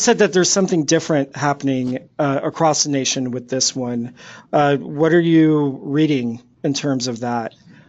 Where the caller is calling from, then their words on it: Los Angeles, California, United States; I'm recording from Los Angeles, California